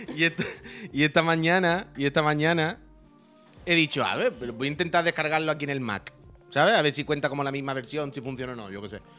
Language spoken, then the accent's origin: Spanish; Andalusia, Spain; moved away; also born or lived in Seville; yo soy de Andalucía, y yo vivía en Sevilla